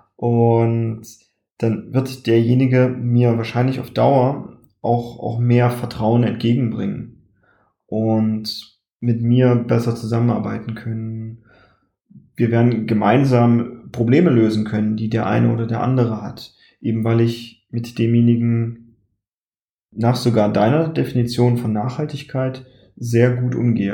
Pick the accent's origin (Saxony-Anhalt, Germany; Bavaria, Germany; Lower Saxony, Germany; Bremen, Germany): Saxony-Anhalt, Germany; ich stamme ja aus Sachsen-Anhalt